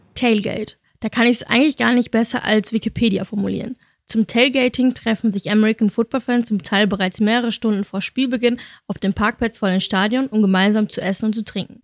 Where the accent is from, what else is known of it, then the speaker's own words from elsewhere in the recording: Germany; Bei uns in Deutschland